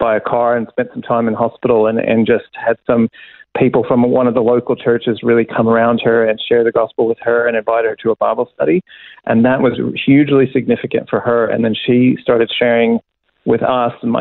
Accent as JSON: {"language": "English", "region": "Kentucky", "country": "United States", "tie": "born or raised there", "also_born_or_lived": "Illinois", "said": "I was born in Illinois, but then grew up in Kentucky"}